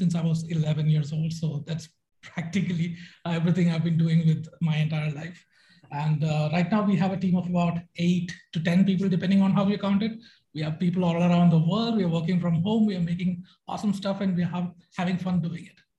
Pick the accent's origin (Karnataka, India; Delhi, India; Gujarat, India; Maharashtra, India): Karnataka, India; Bangalore; I'm from Bangalore, India.